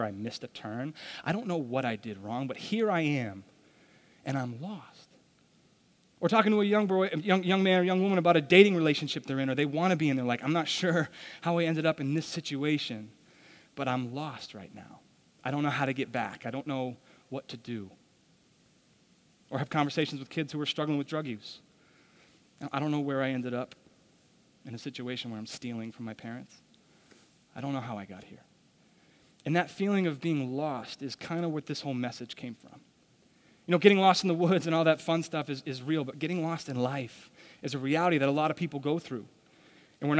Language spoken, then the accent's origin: English; Douglas, Massachusetts, United States; I grew up in Douglas, Massachusetts